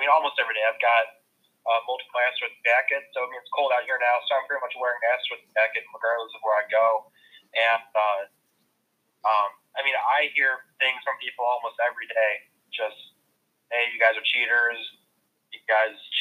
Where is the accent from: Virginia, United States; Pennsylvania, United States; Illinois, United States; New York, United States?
Illinois, United States; Chicago; I'm from the Chicago area